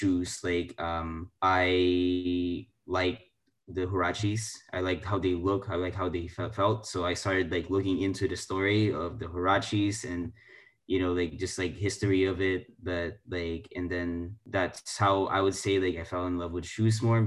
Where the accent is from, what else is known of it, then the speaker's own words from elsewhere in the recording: Philippines; now in United States; I grew up in the Philippines, this is my background